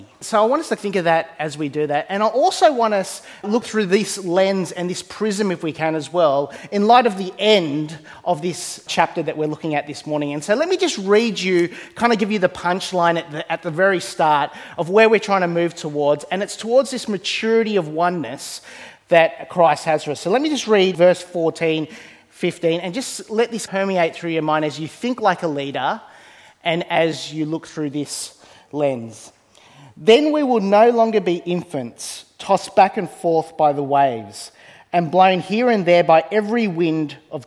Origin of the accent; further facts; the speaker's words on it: Australia; I was born here in Australia. And I've always wrestled for a lot of my life with this tension of growing up in a predominantly Eastern background home